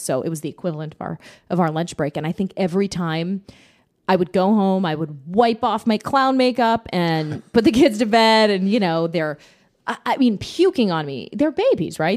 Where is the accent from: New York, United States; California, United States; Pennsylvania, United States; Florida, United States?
Pennsylvania, United States; Pittsburgh; moved away as an adult; now in Orlando, United States; I'm from Pittsburgh, went to school there, went to Carnegie Mellon, worked there for six years